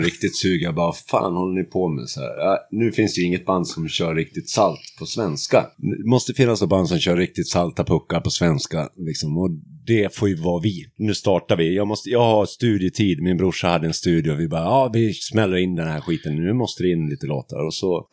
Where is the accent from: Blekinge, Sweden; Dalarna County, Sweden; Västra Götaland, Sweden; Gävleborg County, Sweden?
Dalarna County, Sweden; Hedemora; jag kommer från Hedemora